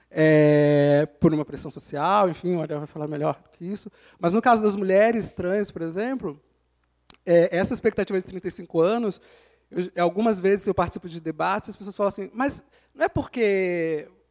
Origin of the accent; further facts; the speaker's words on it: Rio de Janeiro, Brazil; moved away as an adult; now in São Paulo, Brazil; Eu sou carioca, como meus colegas aqui